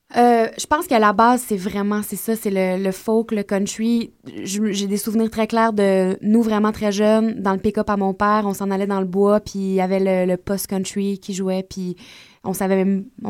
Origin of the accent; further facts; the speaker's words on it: Gaspésie, Quebec, Canada; moved away; quand on était jeunes, en Gaspésie encore, on a commencé à faire des spectacles ensemble.